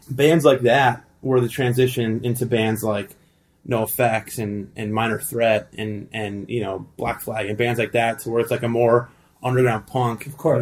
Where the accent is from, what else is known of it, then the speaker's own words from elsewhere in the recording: El Segundo, California, United States; also born or lived in Thousand Oaks, California / South Bay, California; I was born in the South Bay